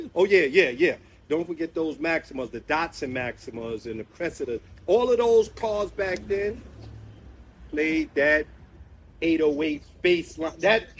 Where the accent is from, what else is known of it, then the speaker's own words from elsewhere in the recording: New York City, New York, United States; I'm from Bed-Stuy